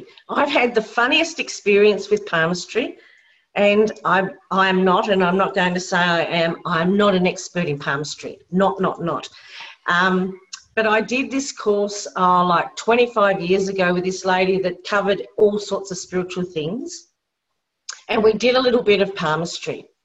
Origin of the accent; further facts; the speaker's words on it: Tasmania, Australia; I'm from Tassie, we're into the AFL football